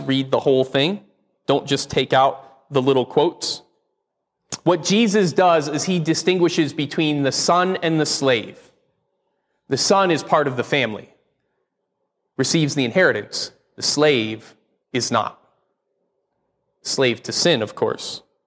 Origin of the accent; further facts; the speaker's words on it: Connecticut, United States; moved away; I grew up in Connecticut, one of the original